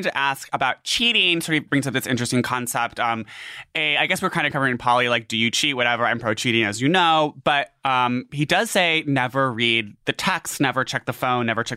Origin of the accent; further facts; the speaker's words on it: Boston, Massachusetts, United States; we're both from Boston